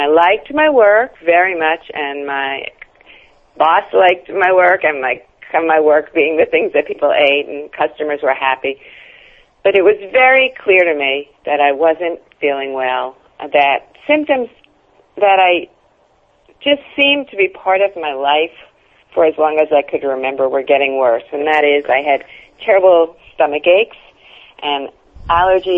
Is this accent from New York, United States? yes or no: yes; New York City, New York, United States; also born or lived in Brooklyn / Long Island; I'm a New Yorker. You know, I was born in Brooklyn. I lived in New York my whole life, except for a bit on Long Island